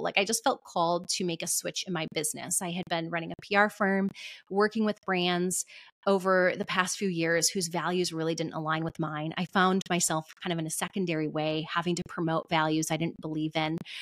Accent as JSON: {"language": "English", "region": "Michigan", "country": "United States", "said": "my home state of Michigan"}